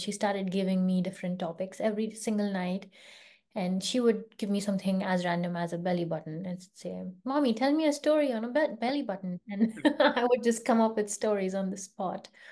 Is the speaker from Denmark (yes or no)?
no; India; moved away as an adult; also born or lived in London, United Kingdom / California, United States; now in Bay Area, California, United States; I grew up in India